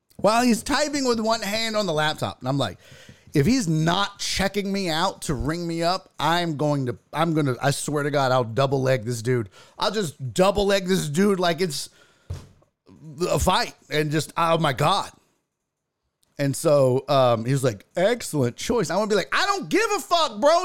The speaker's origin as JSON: {"language": "English", "region": "Texas", "country": "United States", "said": "I'm from Texas"}